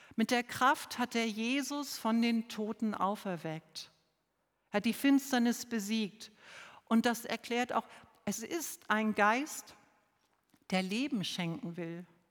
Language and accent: German; Lower Saxony, Germany; also born or lived in Southern Germany; now in Neu-Ulm, Germany; Ich komme ja bekanntlich aus Niedersachsen. Bei uns gab es Pfingstmontag frei und als Schülerin hatte ich auch noch Pfingstdienstag frei